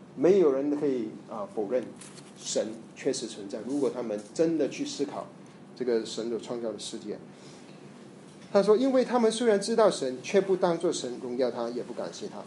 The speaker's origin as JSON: {"language": "Chinese", "country": "Malaysia", "tie": "born or raised there", "said": "我在马来西亚成长，我们有很多印度教， 印度人"}